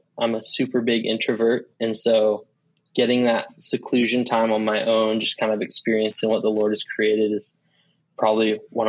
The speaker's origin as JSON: {"language": "English", "region": "Washington", "country": "United States", "tie": "born or raised there", "moved": "yes", "said": "I grew up in Washington State"}